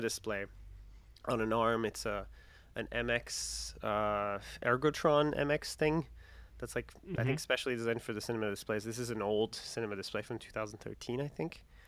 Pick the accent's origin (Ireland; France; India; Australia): France; English is a second language; moved away as an adult; also born or lived in Winter Park, Florida, United States; I'm not American. I'm French